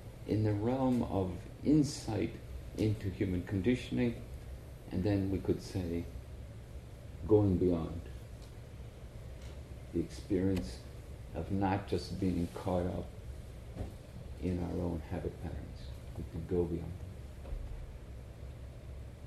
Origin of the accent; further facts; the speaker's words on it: Ireland; I'm from Ireland